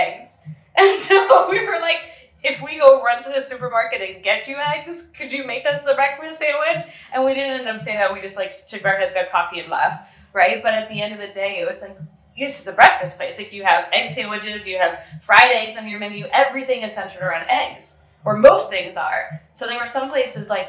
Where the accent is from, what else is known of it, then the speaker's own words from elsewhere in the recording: United States; now in San Pedro, Belize; I am from the States